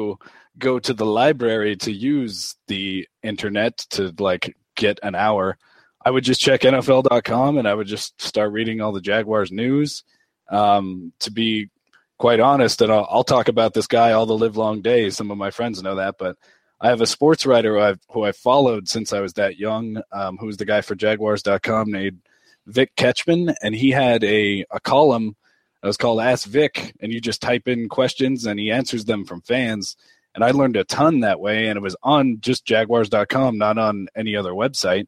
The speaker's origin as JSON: {"language": "English", "town": "Las Vegas", "region": "Nevada", "country": "United States", "tie": "born or raised there", "said": "I'm not from Jacksonville or Florida. I'm born and raised in Las Vegas, Nevada."}